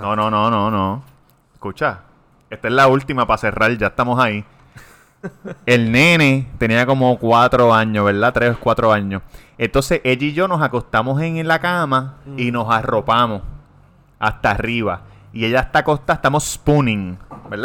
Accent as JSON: {"language": "Spanish", "country": "Puerto Rico", "accent": "Puerto Rican", "first_language": "Spanish", "said": "soy puertorriqueño porque estoy hablando como hablamos nosotros"}